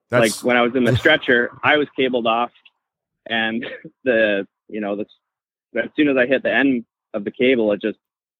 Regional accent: British Columbia, Canada; I'm from Canada

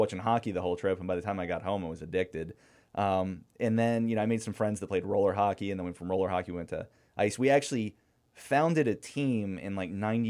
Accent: Florida, United States; My family, like, I'm from Florida, but a couple years before that, the whole family was from Pittsburgh.

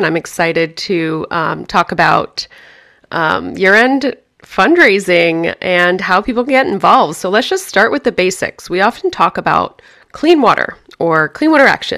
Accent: Germany; moved away; I grew up in Germany.

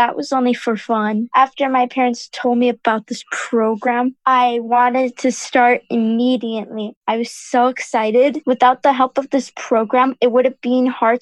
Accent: Dubai, United Arab Emirates; I grew up here in Dubai with my parents and three older siblings

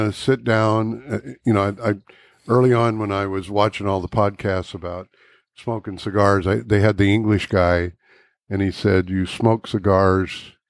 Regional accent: California, United States; moved away; I'm from California.

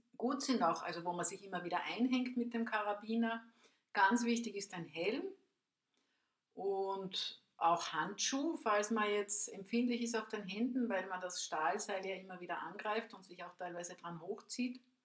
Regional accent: Spittal an der Drau, Carinthia, Austria; ich bin aus dem Raum äh, Spital an der Drau, Seeboden am Milstädter See

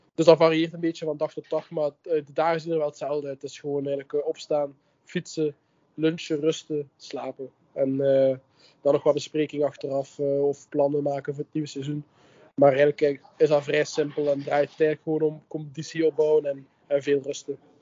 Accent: Ghent, Flanders, Belgium; ben ik afkomstig uit Gent.

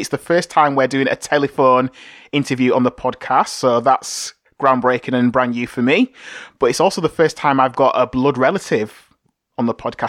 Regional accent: Bradford, Yorkshire and the Humber, United Kingdom; I'm from Bradford as well, so we're Bradfordians.

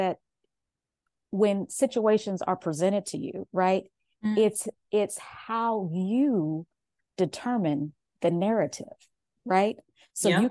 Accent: Kansas City, United States; I am from Kansas City.

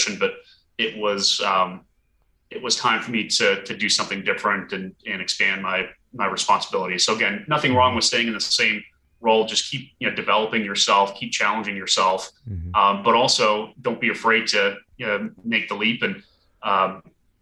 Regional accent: Burlington, Vermont, United States; moved away as an adult; also born or lived in Portland, Maine; now in Washington, DC, United States; I grew up in Burlington, Vermont, and also went to the University of Vermont.

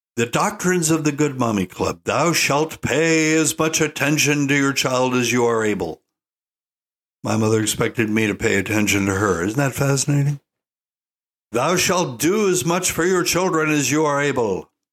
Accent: Asheville, North Carolina, United States; moved away; I was born in Asheville

